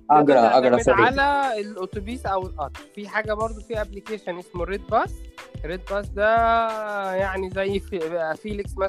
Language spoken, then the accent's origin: Arabic; Egypt; عارف عندنا في مصر كده طبعا مش منتشر في القاهره قوي بس منتشر اكتر في الارياف وفي الصعيد